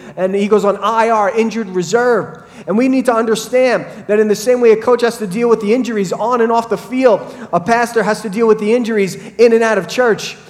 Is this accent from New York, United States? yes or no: yes; Brentwood, New York, United States; when I was a kid growing up in Brentwood